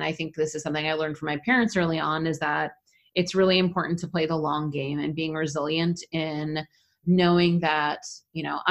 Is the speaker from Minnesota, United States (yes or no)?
yes; Minnesota, United States; I grew up in Minnesota, so I'm a northern lady